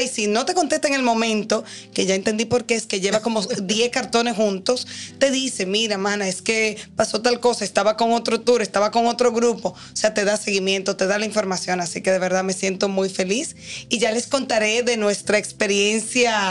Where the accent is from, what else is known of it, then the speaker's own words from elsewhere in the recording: Dominican Republic; nosotros como dominicanos